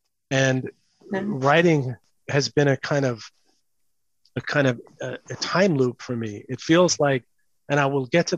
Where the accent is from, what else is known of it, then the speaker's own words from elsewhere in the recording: New York City, New York, United States; It's called The Hated Ones. And it's about growing up in New York City in the 70s and sort of mid 70s and 80s.